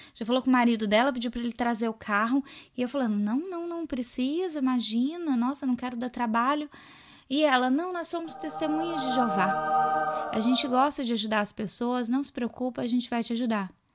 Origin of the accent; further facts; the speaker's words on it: Minas Gerais, Brazil; moved away as an adult; now in Australia; Eu sou de Minas